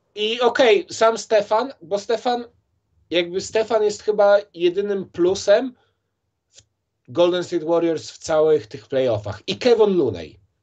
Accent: Warsaw, Masovian Voivodeship, Poland; ja jestem, wiesz, chłopak z Mokotowa

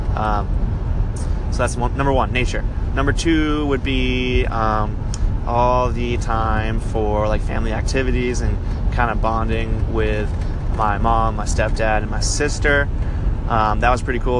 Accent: Belgrade, Maine, United States; moved away as an adult; growing up in Maine, I grew up like in a town called Belgrade. It was uh, in between Waterville and Augusta, which is like central Maine

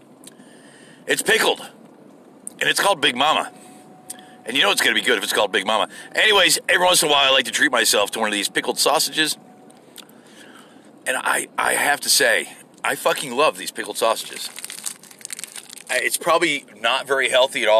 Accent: United States; I'm an American.

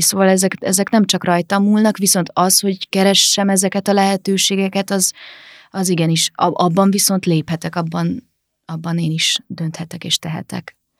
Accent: Vác, Pest, Hungary; moved away as an adult; also born or lived in Târgu Mureș, Romania / Sfântu Gheorghe, Romania; now in Budapest, Hungary; Vácon jártam általános iskolába és gimnáziumba, és a szüleim meg az öcsémék is Vácon laknak, szóval végül is, ha hazamegyek, akkor Vácra megyek haza

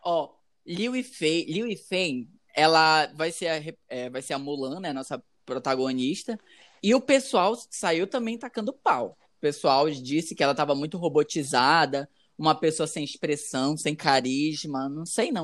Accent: Amazonas, Brazil; aqui da minha terra, do Amazonas

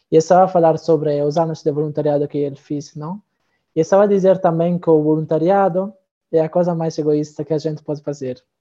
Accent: Italy; Portuguese is a second language; moved away as an adult; now in Braga, Portugal; tenho 23 anos, sou italiano.

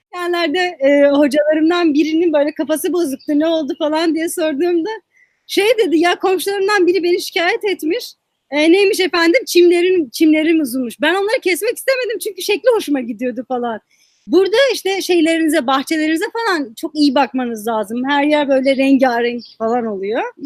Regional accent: Muş, Muş Province, Turkey; moved away as an adult; now in Washington, D.C., United States; Bir okulun içinde bulunan kütüphane benim şehrimde yoktu.

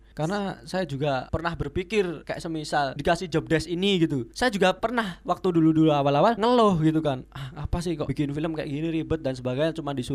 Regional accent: Java, Indonesia; accent: medok Javanese; Karena medok karena Anda orang Jawa gitu. Karena kita kita orang Jawa. Medok banget.

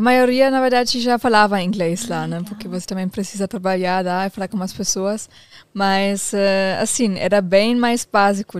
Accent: Germany; Portuguese is a second language; moved away as an adult; also born or lived in New Zealand; now in Brazil; eu, saí da Alemanha e fui para Nova Zelândia. Isso, na verdade, foi acho que a primeira vez que eu saí da Alemanha, porque quando você termina, termina a escola lá

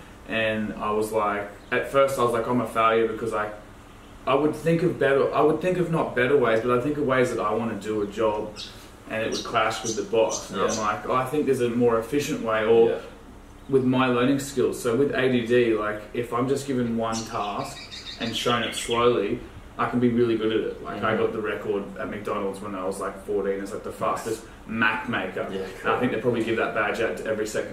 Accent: Gympie, Queensland, Australia; I was born in Gympie. It's kind of like the name you don't say from the coast, like the country hick town. Grew up in a single parent environment.

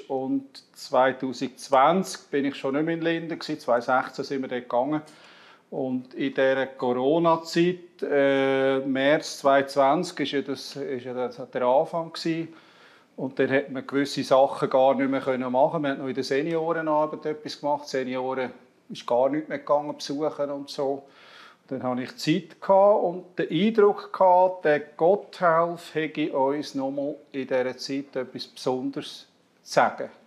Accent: Zurich, Switzerland; also born or lived in Emmental; ich bin aber, äh, meine zweite Heimat ist Emmental. Ich war 22 Jahre Pfarrer in Lingen. Ähm, und komme ursprünglich aus dem Zürich Oberland

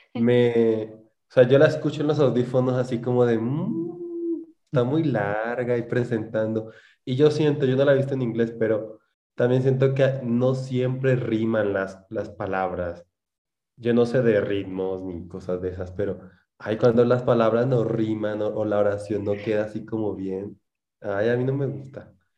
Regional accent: Huila, Colombia; accent: opita; moved away as an adult; now in Mexico City, Mexico; Yo, yo soy del Huila, a nosotros nos dicen opitas

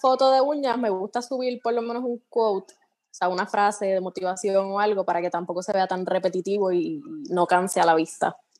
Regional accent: Comerío, Puerto Rico; soy de Paloma, Comerío.

